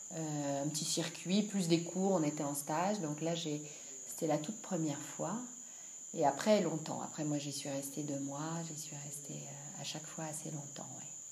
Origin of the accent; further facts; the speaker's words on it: France; also born or lived in Annecy; je suis française d'origine